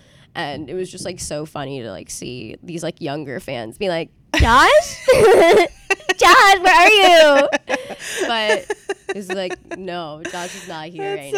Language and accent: English; New York City, New York, United States; moved away as an adult; now in Princeton, United States; I grew up in New York City. Nice. On the Upper West Side. Upper West Side Jew, born and raised.